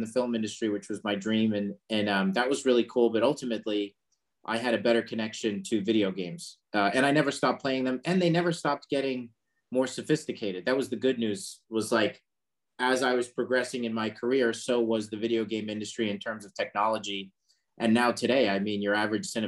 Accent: Long Island, New York, United States; we grew up in Long Island

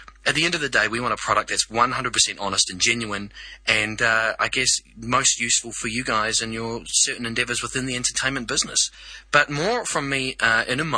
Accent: New Zealand; moved away as an adult; now in Sydney, Australia; I am a New Zealander, so excuse the accent.

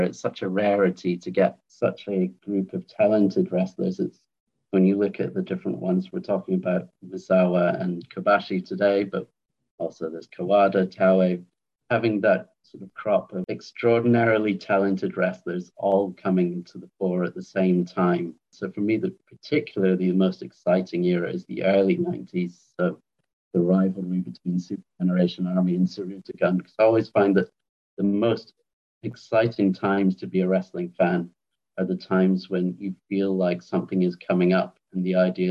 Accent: Edinburgh, Scotland, United Kingdom; also born or lived in London / Thailand; now in Salford, United Kingdom; I was born in London, but spent most of my childhood in Edinburgh in Scotland. But I currently live in Salford in Greater Manchester

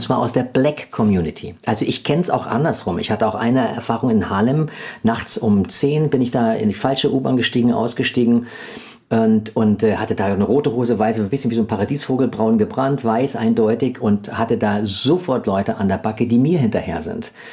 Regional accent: Germany; als Deutsche

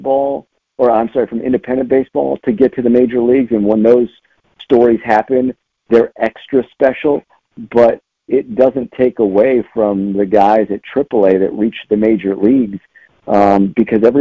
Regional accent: Los Angeles, California, United States; moved away; I'm from Los Angeles

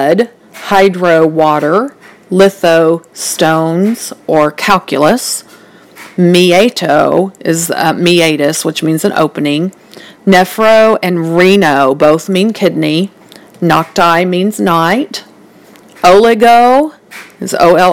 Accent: the South, United States; I am from the South, so I do have quite of an accent

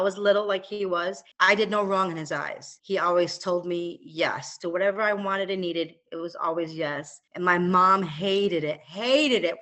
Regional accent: Michigan, United States; now in Oklahoma, United States; I'm from Michigan

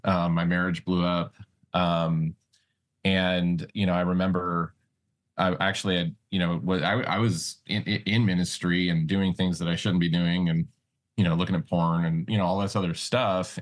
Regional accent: Montana, United States; also born or lived in Las Vegas, Nevada; I was born in Vegas, but then my mom and dad moved us out to, you know, Montana, uh, when Vegas started getting crazy back in the late eighties

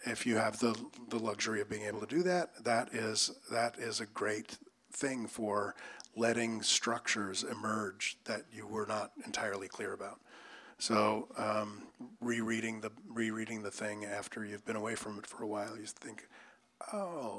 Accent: East Coast, United States; So I grew up on the East Coast, and so one of the things I had to do as a kid was shovel snow.

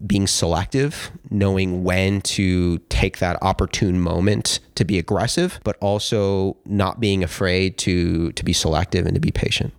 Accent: Los Angeles, California, United States; I grew up in West L A, just on the other side of the hill.

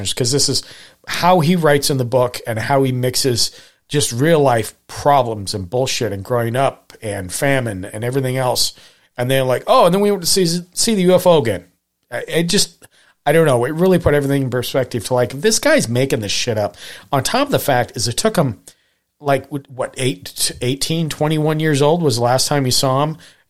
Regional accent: Montana, United States; maybe, look, I grew up in Montana.

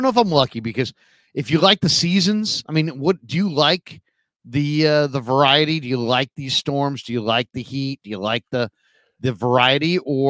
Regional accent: San Francisco, California, United States; also born or lived in Walnut Creek, California; I grew up in the Sunset District of the city, right? You know, literally 15 blocks from the edge of the continent, you know, right there off the Pacific Ocean. And it was mm-hmm. foggy and cold in the summertime.

